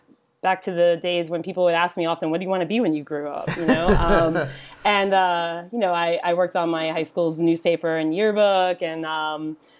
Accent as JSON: {"language": "English", "town": "New York City", "region": "New York", "country": "United States", "tie": "born or raised there", "also_born_or_lived": "Bay Area / Florida", "moved": "as an adult", "lives_now": "London, United Kingdom", "said": "I grew up in New York City"}